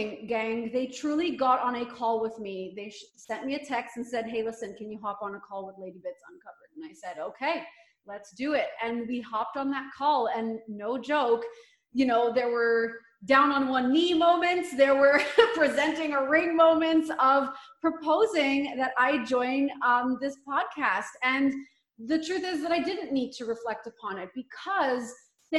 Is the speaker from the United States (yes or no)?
no; Montreal, Quebec, Canada; moved away as an adult; now in Vancouver, Canada; I'm actually born and raised in Montreal, Quebec